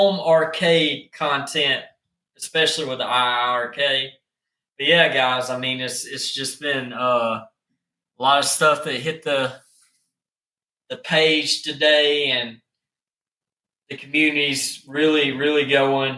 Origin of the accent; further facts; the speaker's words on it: the South, United States; accent: country; I'm from the South. I have a country accent